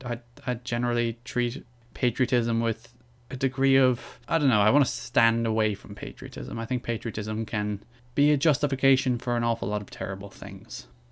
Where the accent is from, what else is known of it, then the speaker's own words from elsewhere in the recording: Ireland; I am Irish. I am proud of the fact that I'm Irish